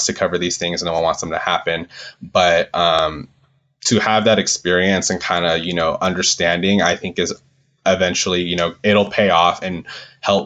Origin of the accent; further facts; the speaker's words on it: Southern California, United States; I'm from Southern California and it wasn't far from where I grew up